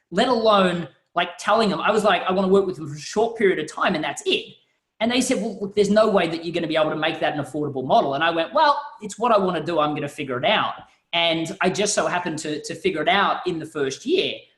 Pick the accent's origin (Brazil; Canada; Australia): Australia; you can tell by the accent, I'm not quite from the United States. And in Australia